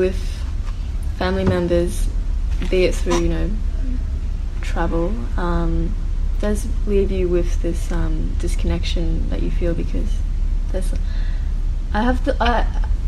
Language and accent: English; Australia; my parents are also immigrants and I'm first generation Australian